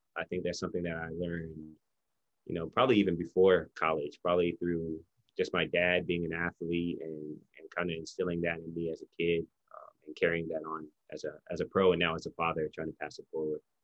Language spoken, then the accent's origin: English; Hawaii, United States; moved away as an adult; now in Philippines; we lived yeah. in Hawaii since I was five years old